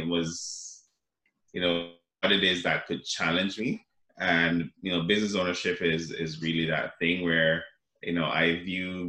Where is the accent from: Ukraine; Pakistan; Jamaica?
Jamaica; now in Canada; I grew up in Jamaica